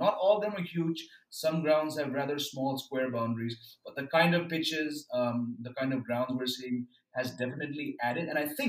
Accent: Mumbai, Maharashtra, India; moved away as an adult; also born or lived in Bangalore; now in Delhi, India; I grew up in Bombay.

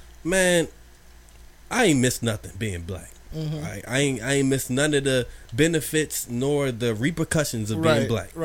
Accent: Maryland, United States; Yeah, I lived all over Maryland, man.

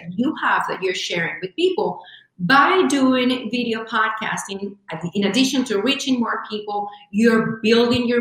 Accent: Venezuela; now in United States; I come from Venezuela. I joke, I say, I have a tag back here that says made in Venezuela. Been here in the U.S. for over 24 years now

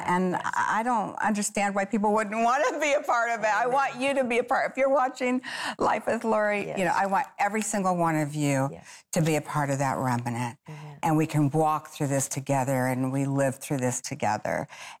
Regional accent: Phoenix, Arizona, United States; It's an honor to have you come all the way from my hometown, Phoenix, Arizona, the desert.

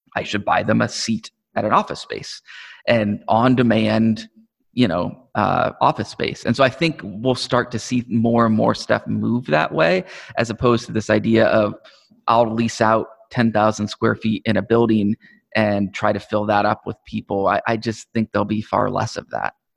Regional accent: Omaha, Nebraska, United States; I'm from Omaha. I grew up in Omaha. been here all my life

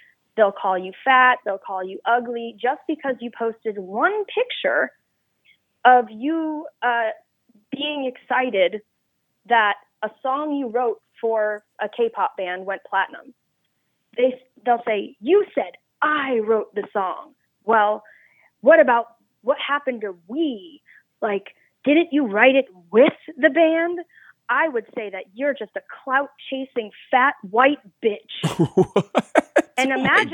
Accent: New York, United States; I am from New York

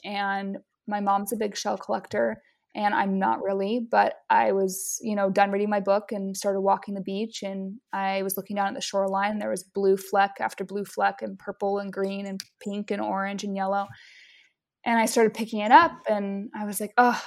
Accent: Utah, United States; also born or lived in Hawaii / Maine; now in Hawaii and Maine, United States; I'm originally from Utah, and I live now between the states of Hawaii and Maine.

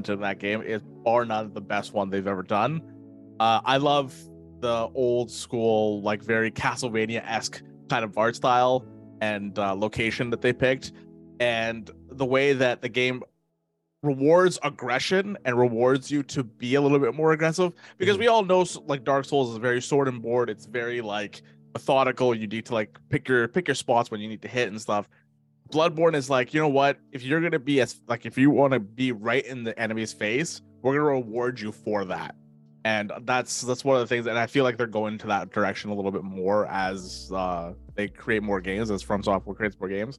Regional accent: Canada; I'm a person from Canada, from the great white north up here.

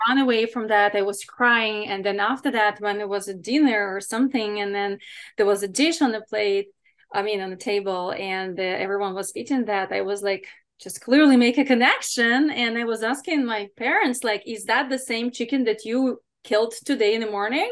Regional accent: Ukraine; English is a second language; now in United States; growing up in Ukraine in a regular kind of family

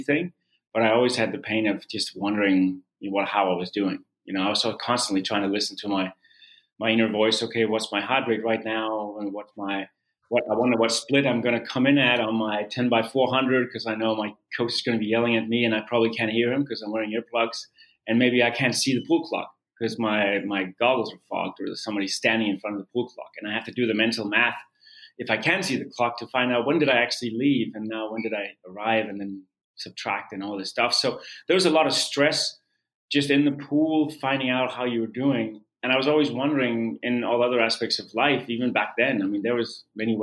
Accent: Denmark; moved away; I started out as a competitive swimmer in my home country of Denmark

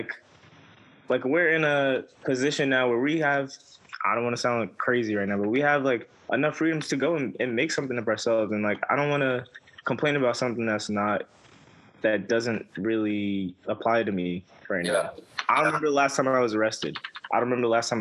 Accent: New York City, New York, United States; I'm from Brooklyn, and the streets that I live on have the two names

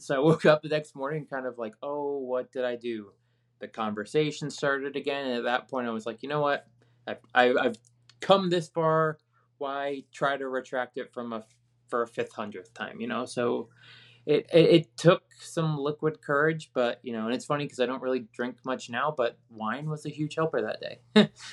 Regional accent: Virginia, United States; where I grew up in Virginia

